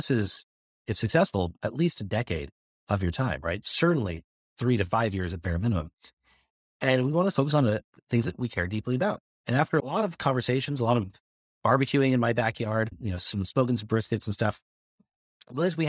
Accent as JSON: {"language": "English", "town": "Modesto", "region": "California", "country": "United States", "tie": "born or raised there", "said": "How can I help the economy of my hometown, right? And that's where we really started to focus on how do you inspire jobs and opportunity in places like Modesto?"}